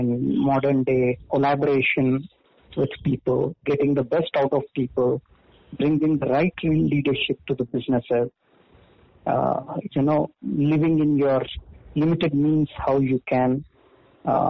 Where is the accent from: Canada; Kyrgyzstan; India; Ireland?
India; moved away as an adult; now in United Kingdom; In my hometown